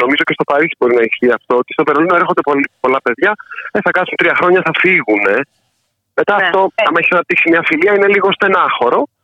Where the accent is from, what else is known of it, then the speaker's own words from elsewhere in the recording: Ioannina, Epirus, Greece; now in Berlin, Germany; είμαι και από τα Γιάννα